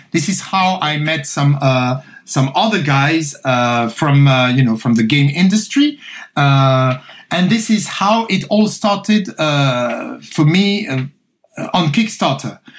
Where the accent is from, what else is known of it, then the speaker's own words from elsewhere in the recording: Paris, Île-de-France, France; I grew up in France, so I'm, i was born in Paris. I'm French.